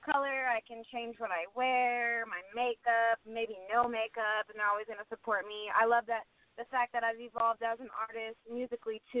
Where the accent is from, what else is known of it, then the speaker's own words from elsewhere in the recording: Flower Mound, Texas, United States; I grew up in a suburban town called Flower Mound, and it's about you know if you've ever been to Dallas, Texas